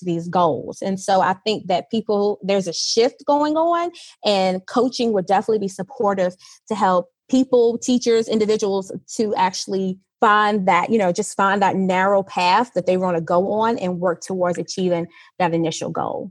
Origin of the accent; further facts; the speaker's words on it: Virginia, United States; moved away as an adult; now in United Arab Emirates; I am a teacher from the US, I am from Virginia and I have been living in the UAE for three years.